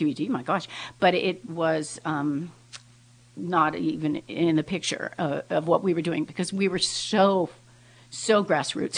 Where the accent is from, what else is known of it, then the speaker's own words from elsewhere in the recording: Bay Area, California, United States; also born or lived in Camp Pendleton, California / Hawaii; I'm from the Bay Area. I mean, look, I was born in California on Camp Pendleton